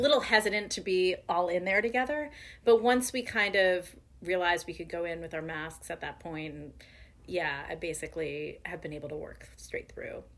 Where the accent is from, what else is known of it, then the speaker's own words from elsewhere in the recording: Orange, Connecticut, United States; also born or lived in New Haven, Connecticut; now in Brooklyn, United States; my dad and my entire like my paternal side of the family has been New Haven for generations, and I grew up in New Haven. I actually grew up in Orange